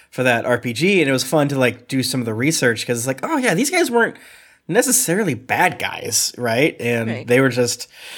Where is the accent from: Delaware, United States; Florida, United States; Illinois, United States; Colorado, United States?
Florida, United States; I'm from Florida.